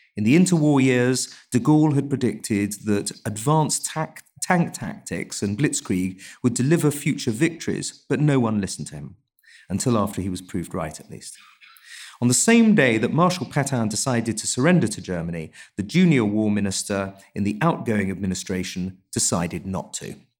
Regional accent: England, United Kingdom; I'm also an Englishman

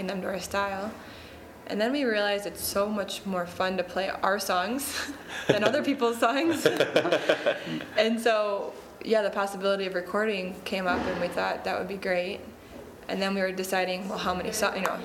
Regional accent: Midwest, United States; we're all from the Midwest

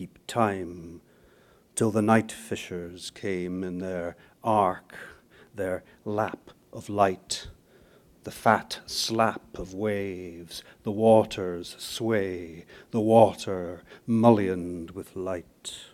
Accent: Aberdeen, Scotland, United Kingdom; also born or lived in Scone, Perthshire; I was born in Perthshire, Scone, the ancient capital of Scotland, but I actually was brought up in this place, on the northeast coast of Scotland, Aberdeen.

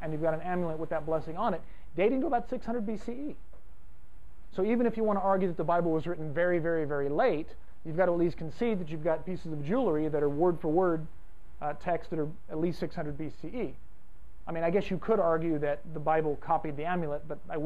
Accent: Fresno, California, United States; I'm from Fresno, which is kind of like Texas West

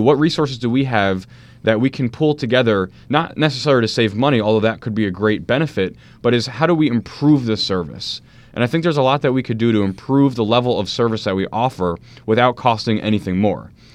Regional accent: Maplewood, New Jersey, United States; also born or lived in South Orange, New Jersey; I grew up in Maplewood and South Orange.

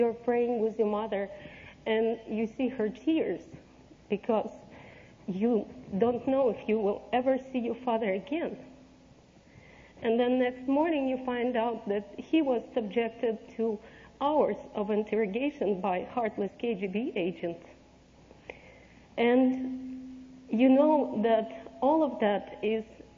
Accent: Saint Petersburg, Russia; also born or lived in Ukraine; now in United States; I grew up in St. Petersburg, Russia

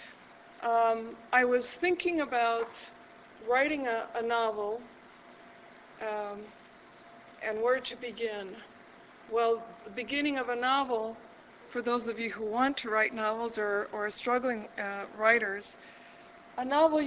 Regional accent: Chicago, Illinois, United States; moved away as an adult; also born or lived in Albuquerque, New Mexico / Boston; now in New Mexico, United States; I was originally from Chicago, and I lived there and most recently in my life and taught there

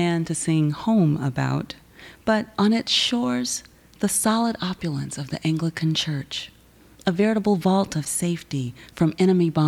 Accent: the South, United States; I am from the South

